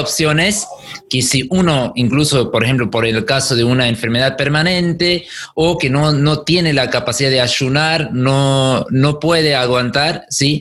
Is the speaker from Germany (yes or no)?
yes; Germany; now in Argentina; yo soy de Alemania